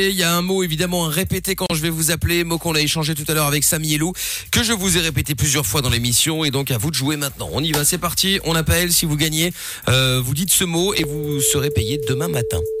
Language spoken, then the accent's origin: French; Porto, Norte, Portugal; moi, euh, du, Porto.